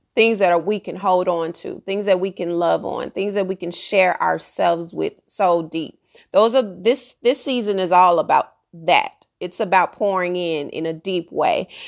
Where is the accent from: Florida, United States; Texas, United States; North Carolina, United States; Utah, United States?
Texas, United States; I'm from Texas